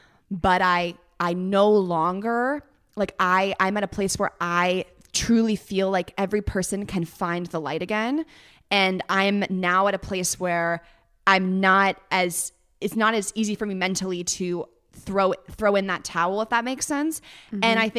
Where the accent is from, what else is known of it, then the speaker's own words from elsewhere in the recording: Northern California, United States; now in Los Angeles, United States; Northern California.